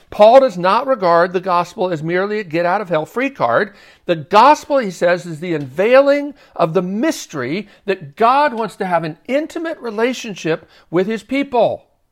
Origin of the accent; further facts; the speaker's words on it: Baltimore, Maryland, United States; moved away as an adult; now in Nashville, United States; I did go one time in middle school, growing up in Baltimore.